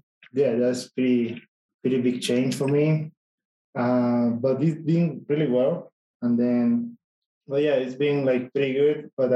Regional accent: Panama; moved away as an adult; now in Colorado, United States; I'm from Panama.

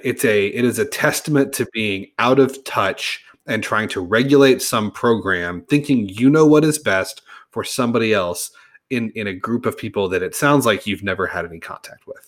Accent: Edmond, Oklahoma, United States; I grew up in Edmond, I went to Edmond Memorial High School

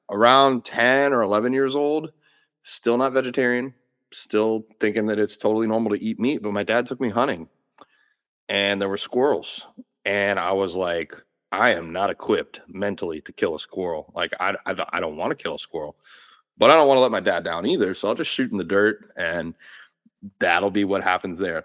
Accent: Gainesville, Florida, United States; I was born in Gainesville, Florida

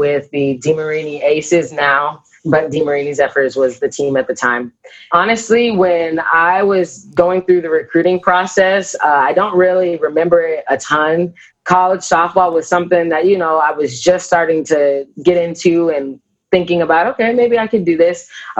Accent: Kansas City, Kansas, United States; also born or lived in Maryville, Missouri; I am originally from Maryville, Missouri, really, really small town. And we moved to Kansas City when I was probably in like second grade. So from second grade on, I lived in Kansas City, Olathe, Overland Park area

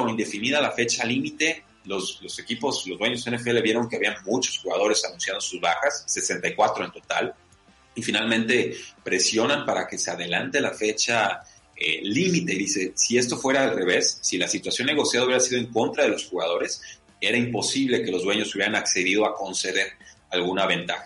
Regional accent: San Diego, California, United States; moved away; les mando saludos desde San Diego, ¿no? Desde mi tierra de, California, estamos acá de, trabajo

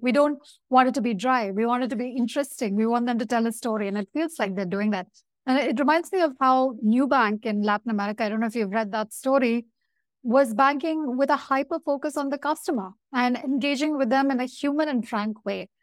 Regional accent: India; I'm from India

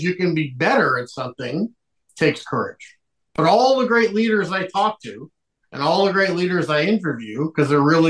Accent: Liverpool, North West England, United Kingdom; moved away; I'm originally from Liverpool, England

